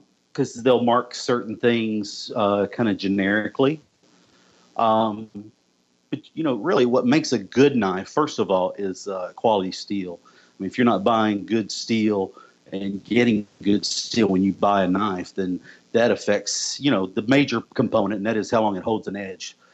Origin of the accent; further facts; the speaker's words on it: the South, United States; also born or lived in Okeechobee, Florida / Tennessee; I'm actually from the South. I was actually born in Okeechobee, Florida, yep. And grew up as well in Tennessee as well.